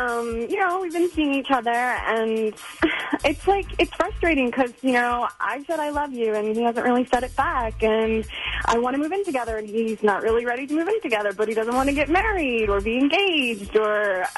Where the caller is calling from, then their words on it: Tampa, Florida, United States; I'm calling from Tampa.